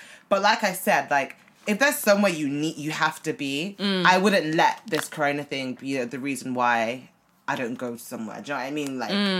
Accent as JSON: {"language": "English", "region": "London", "country": "United Kingdom", "said": "as Londoners"}